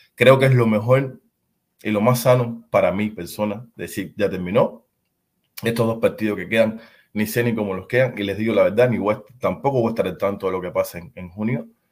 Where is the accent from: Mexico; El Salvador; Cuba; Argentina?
Cuba; now in San Diego, United States; En los años 90 en mi país era imposible ver el fútbol